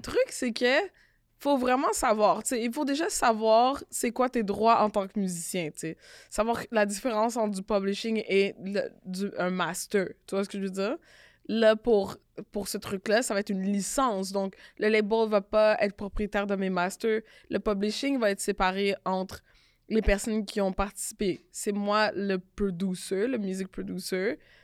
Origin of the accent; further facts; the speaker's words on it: Canada; On est Canadien